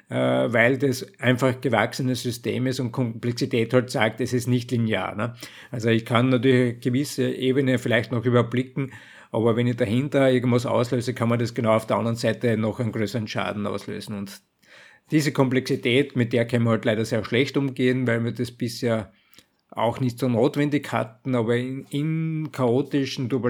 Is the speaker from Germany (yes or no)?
no; Austria; wenn irgendwo anders jetzt für mich als Österreicher in Deutschland die Gaslage eskaliert, dann werden wir unmittelbar massive Versorgungsprobleme auch in Österreich haben